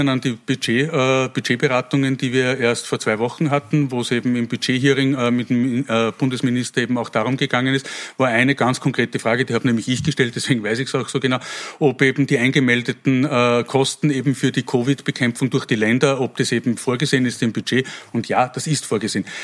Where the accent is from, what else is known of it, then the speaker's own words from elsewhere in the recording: Wels, Upper Austria, Austria; Äh, ich komme aus Wels